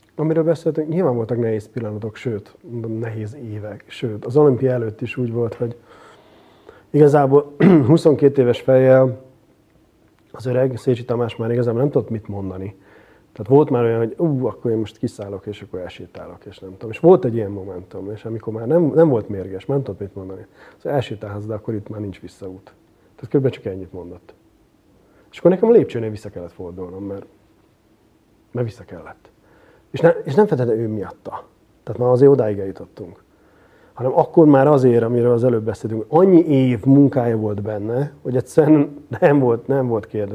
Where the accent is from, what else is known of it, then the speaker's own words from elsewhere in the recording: Szeged, Csongrád-Csanád, Hungary; én is pont Szegeden voltam szülővárosomban